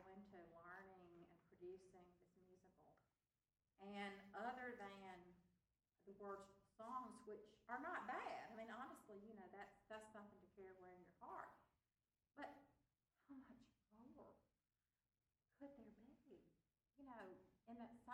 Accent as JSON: {"language": "English", "region": "Mississippi", "country": "United States", "said": "my family really, you know, we're from Mississippi in the South"}